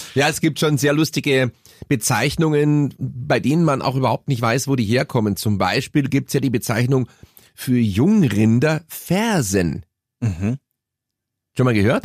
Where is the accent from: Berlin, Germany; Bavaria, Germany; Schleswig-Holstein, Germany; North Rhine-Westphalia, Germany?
Bavaria, Germany; Munich; Bei uns in Bogenhausen